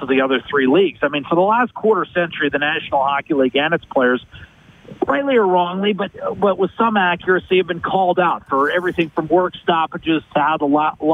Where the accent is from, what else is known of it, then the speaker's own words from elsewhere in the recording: United States; moved away as an adult; now in Edmonton, Canada; as an American